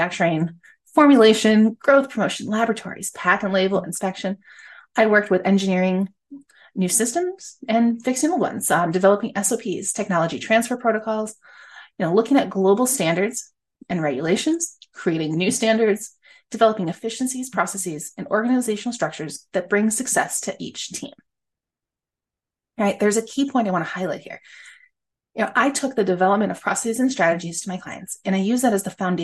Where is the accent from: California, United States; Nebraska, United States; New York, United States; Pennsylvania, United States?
New York, United States; upstate; I am an upstate girl. I was born and raised in New York